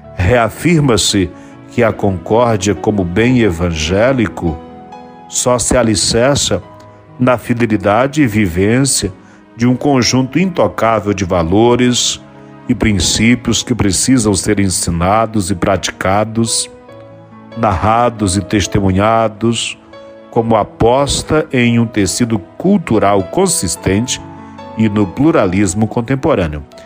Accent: Brazil; somos brasileiros, somos irmãos

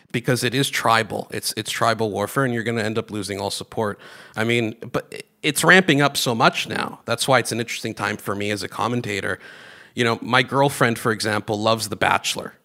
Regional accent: Greece; now in Canada; I grew up in Greece, although I was born here. We moved to Greece when I was uh, pretty young, at seven, I think.

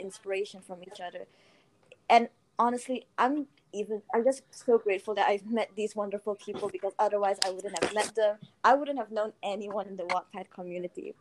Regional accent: Malaysia; I'm from Malaysia, somewhere in Asia.

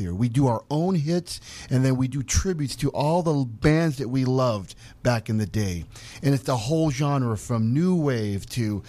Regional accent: Salt Lake City, Utah, United States; moved away; also born or lived in Minnesota; I grew up in here in America, in Salt Lake City, Utah

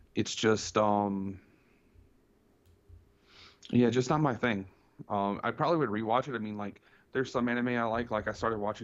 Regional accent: Florence, South Carolina, United States; my buddy Christian opened up a new retro game store here in my hometown that I run. It's called New Game Plus Florence.

